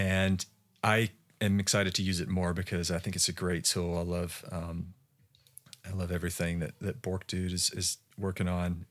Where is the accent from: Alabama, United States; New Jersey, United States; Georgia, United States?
Georgia, United States; moved away; also born or lived in Utah; I'm from Georgia